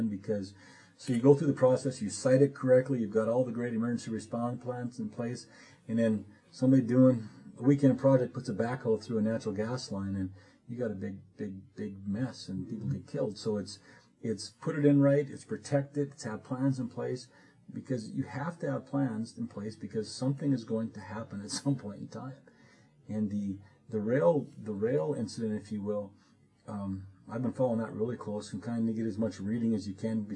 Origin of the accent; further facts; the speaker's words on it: Bottineau County, North Dakota, United States; I'm from Bottineau County, a smaller county